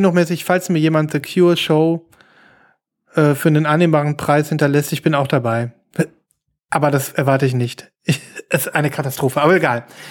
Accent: Germany; wir als deutsche

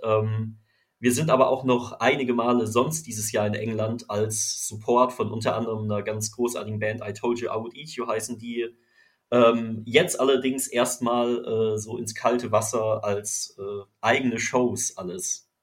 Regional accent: Freiburg, Baden-Württemberg, Germany; moved away as an adult; also born or lived in Düsseldorf / Cologne; now in Düsseldorf/Cologne, Germany; in meiner Heimatstadt Freiburg

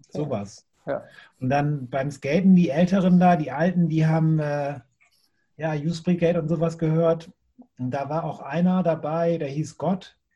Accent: Bremen, Germany; ich komme ja aus Bremen Nord, das ist nochmal ein bisschen weiter

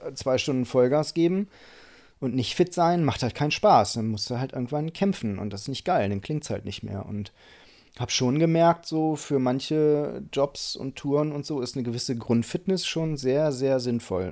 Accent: Einbeck, Lower Saxony, Germany; moved away as an adult; now in Hamburg, Germany; Ich komme aus Einbeck.

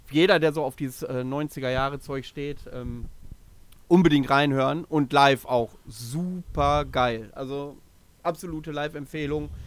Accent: Bielefeld, North Rhine-Westphalia, Germany; now in Greifswald, Germany; urspr ursprünglich bin ich aus Bielefeld oder Vorort von Bielefeld.

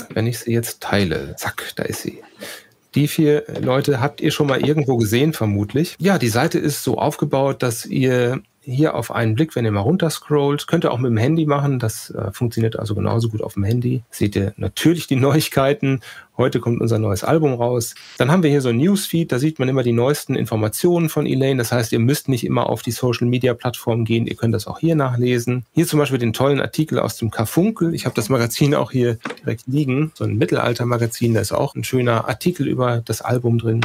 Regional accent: Sauerland, North Rhine-Westphalia, Germany; moved away; wir sind alle schon mal aus dem Sauerland weggezogen

